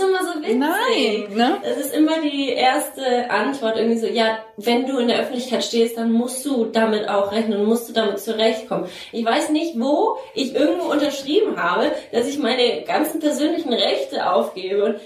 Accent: Nuremberg, Bavaria, Germany; moved away as an adult; habe halt damals auch noch in Nürnberg gewohnt, wo ich groß geworden bin

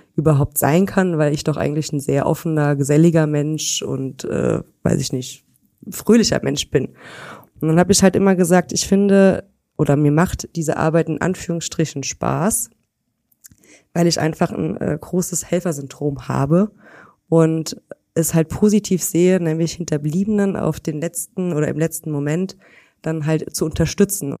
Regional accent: Weitersburg, Rhineland-Palatinate, Germany; in Weitersburg. Das ist so ein kleines Örtchen hier in der Nähe von Koblenz

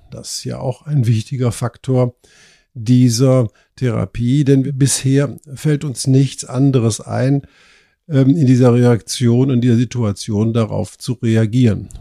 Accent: Germany; bei uns in Deutschland

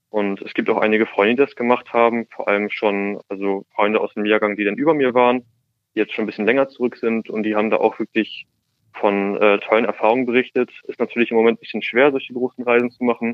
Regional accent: Hamburg, Germany; ich komme aus Hamburg

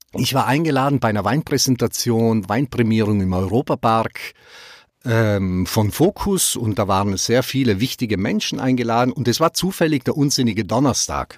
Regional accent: South Tyrol, Trentino-Alto Adige, Italy; also born or lived in Black Forest, Baden; now in Germany; Südtirol, das ist meine Heimat, meine erste Heimat, aber ich bin mittlerweile zweiheimisch hier im Schwarzwald.

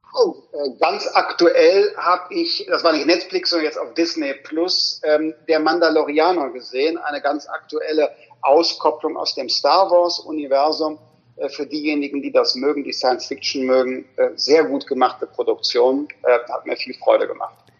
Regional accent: Rhineland, Germany; ich bin ja Rheinländer

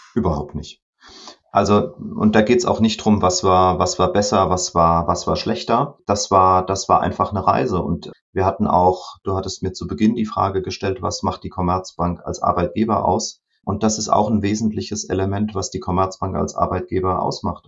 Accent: Rhineland-Palatinate, Germany; Als Pfälzer

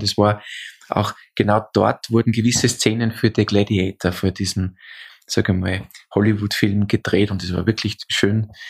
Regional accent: Austria; Bei uns in Österreich sagt man diesen, diese, also Polterei macht

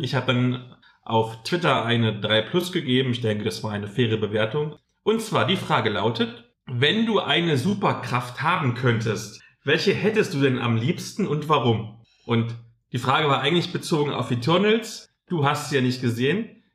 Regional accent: Halle, Saxony-Anhalt, Germany; moved away; Halle. Das ist ja meine alte Heimat, wo ich damals im Plattenbauviertel gewohnt habe

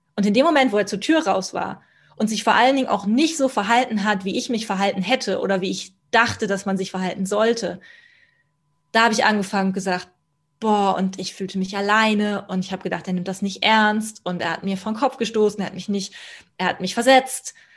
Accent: Kempten, Bavaria, Germany; ich bleibe in Kempten, in meiner, meiner Heimatstadt

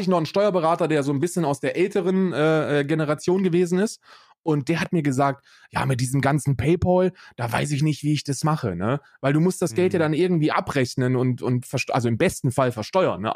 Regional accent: Germany; an die Bundesrepublik Deutschland, meinem, meinem Heimatland

